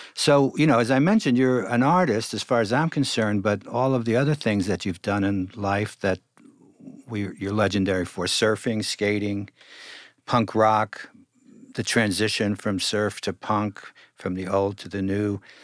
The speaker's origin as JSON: {"language": "English", "town": "New York City", "region": "New York", "country": "United States", "tie": "born or raised there", "said": "I grew up in Brooklyn"}